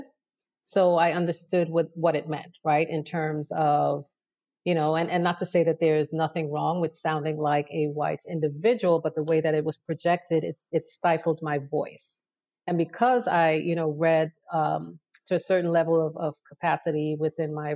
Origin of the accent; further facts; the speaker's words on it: New York City, New York, United States; also born or lived in Trinidad and Tobago; Crown Heights is where I grew up for the first 10 years of my life